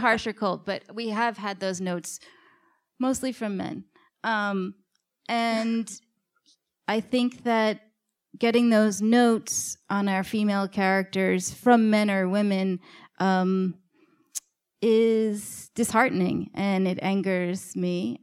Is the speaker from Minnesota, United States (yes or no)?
no; New York City, New York, United States; my co-writer, Liz, and I grew up in New York City in the nineties.